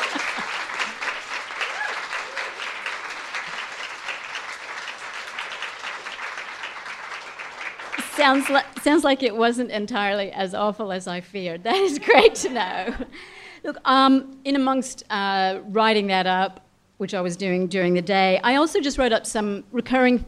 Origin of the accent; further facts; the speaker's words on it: Australia; we as Australians, as an Australian community